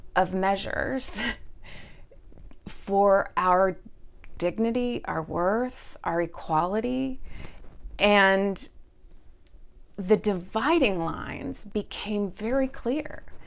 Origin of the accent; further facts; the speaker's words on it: Texas, United States; moved away; also born or lived in Indianapolis / Pacific Northwest; Growing up in Texas, in the late seventies and early eighties as a family with children that were mixed race